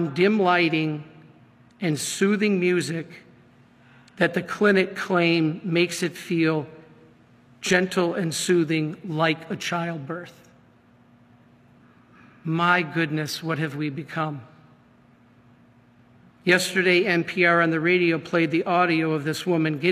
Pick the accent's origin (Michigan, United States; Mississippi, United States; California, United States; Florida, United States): Michigan, United States; I'm from Michigan